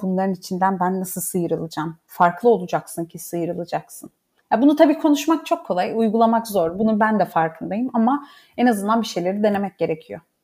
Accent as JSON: {"language": "Turkish", "area": "Laz", "region": "Black Sea Region", "country": "Turkey", "moved": "yes", "said": "biz e, Türküz ama Lazız."}